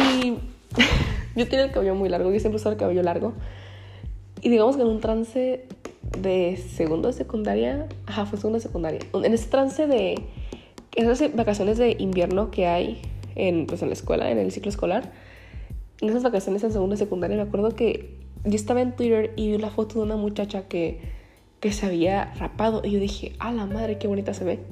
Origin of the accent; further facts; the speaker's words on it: Ensenada, Baja California, Mexico; soy de Ensenada